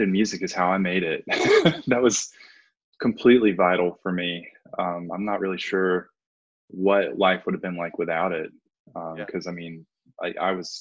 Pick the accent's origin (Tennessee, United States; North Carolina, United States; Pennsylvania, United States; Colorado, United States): North Carolina, United States; Haywood County; I grew up here in Haywood County